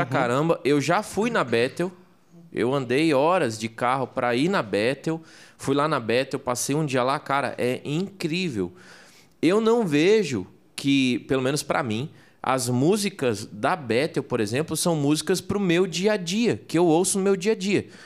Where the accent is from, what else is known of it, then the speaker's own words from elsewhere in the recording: Santa Catarina, Brazil; Eu sou de Santa Catarina.